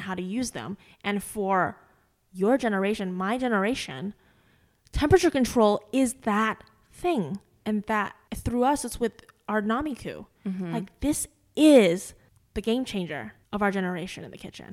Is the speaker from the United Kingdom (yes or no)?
no; northern China, China; moved away; I'm from the north of China